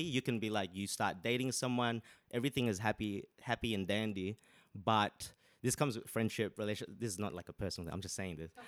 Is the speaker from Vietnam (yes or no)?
no; Sydney, New South Wales, Australia; moved away as an adult; now in London, United Kingdom; I'm from originally from Sydney, Australia. Moved here two years ago, but now I'm here. London, baby.